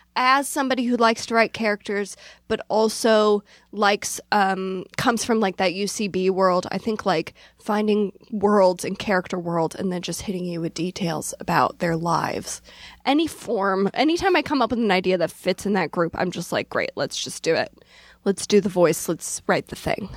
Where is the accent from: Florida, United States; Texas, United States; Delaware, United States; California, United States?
Delaware, United States; Newark; moved away; I grew up in Delaware